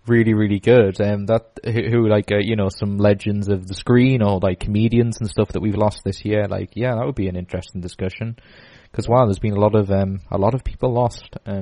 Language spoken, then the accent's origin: English; Newcastle upon Tyne, North East England, United Kingdom; we're from Newcastle